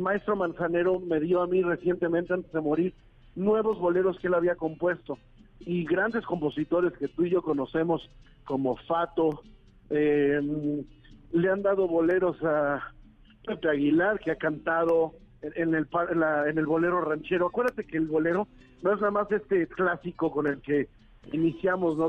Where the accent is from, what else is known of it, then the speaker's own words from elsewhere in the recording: Mexico; como mexicano, como bolerista